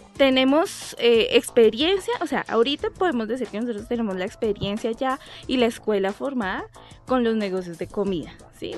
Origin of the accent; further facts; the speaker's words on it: Bogotá, Colombia; also born or lived in Leticia, Amazonas; nosotros pues somos dos rolos, sí. oriundos de acá de Bogotá